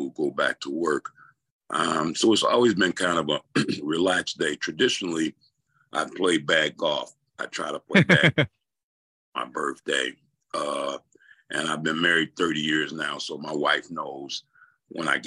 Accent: Chicago, Illinois, United States; We had Channel 44 here in Chicago growing up

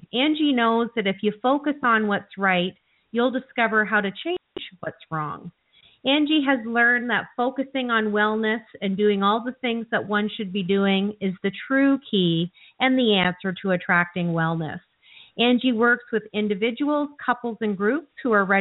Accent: Canada; I'm from Canada

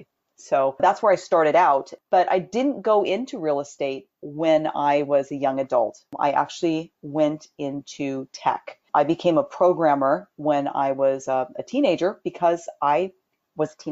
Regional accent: Southern California, United States; I was born and raised in Southern California

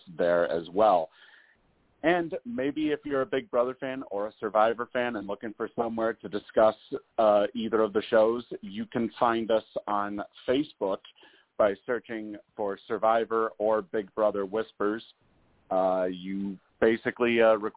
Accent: Massachusetts, United States; I am from Massachusetts, actually. More along the Massachusetts Connecticut line

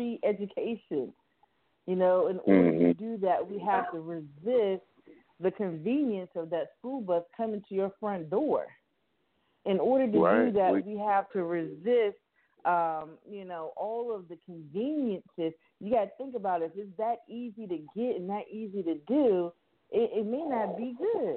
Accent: Miami, Florida, United States; I grew up in Miami, Florida

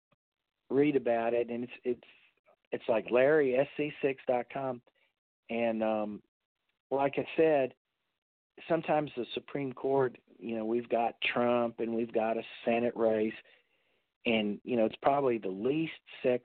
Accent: Central South Carolina, United States; moved away as an adult; also born or lived in Massachusetts; now in Texas, United States; I grew up in Central South Carolina

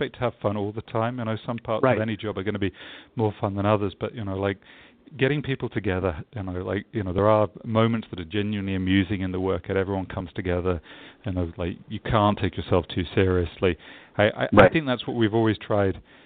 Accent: England, United Kingdom; also born or lived in London, England; I'm English, so I always get this feedback when I'm in the States that I don't sound energetic or positive enough.

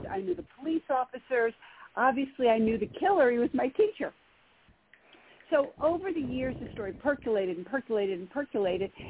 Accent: Poughkeepsie, New York, United States; I, I grew up in Poughkeepsie, which is where I live now and where I write.

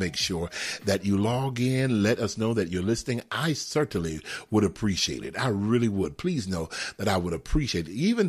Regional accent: Houston, Texas, United States; now in Atlanta, United States; out of Atlanta, Georgia, and by way of what? Texas, Houston, Texas, my hometown.

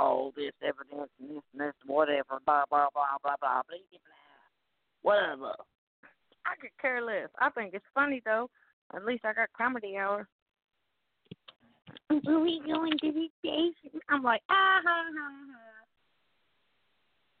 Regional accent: Bowling Green, Kentucky, United States; I'm from Bowling Green, Kentucky

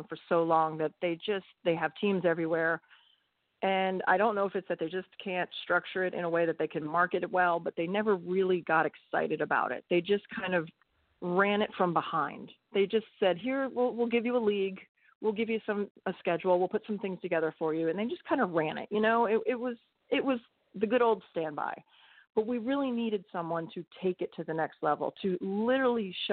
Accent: East Coast, United States; moved away; also born or lived in Pennsylvania / South Carolina; I'm from the East Coast

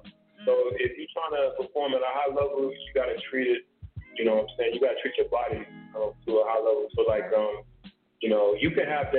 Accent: Tulsa, Oklahoma, United States; I'm right here from Tulsa, Oklahoma, professional boxer

